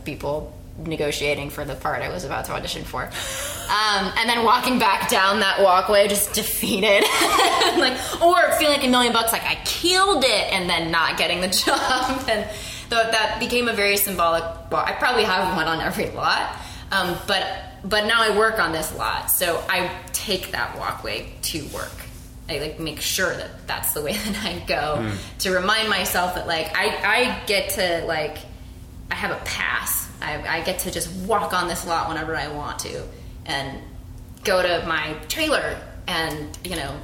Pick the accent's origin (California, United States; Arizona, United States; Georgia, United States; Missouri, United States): Arizona, United States; Phoenix; also born or lived in Singapore; now in Los Angeles, United States; I also maintain a connection to my hometown. I'm from Phoenix.